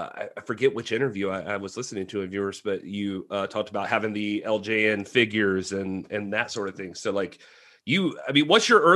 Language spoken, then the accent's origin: English; South Georgia, United States; I grew up a WWF guy. So, and I was born in South Georgia.